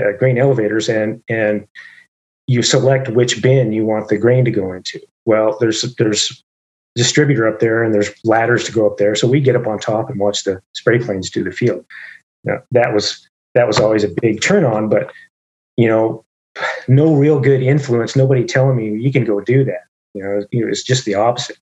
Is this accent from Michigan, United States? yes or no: no; Idaho, United States; moved away; also born or lived in Atlanta; I grew up in Idaho, and I was working on a wheat farm.